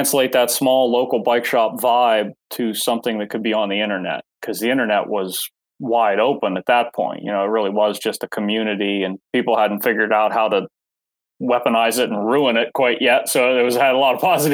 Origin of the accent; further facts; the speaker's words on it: Pittsburgh, Pennsylvania, United States; moved away; I grew up in Pennsylvania. I grew up near Pittsburgh, outside of Pittsburgh.